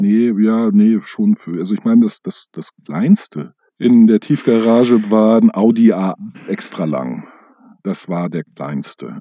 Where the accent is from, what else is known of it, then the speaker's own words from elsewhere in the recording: Hamburg, Germany; als Hamburger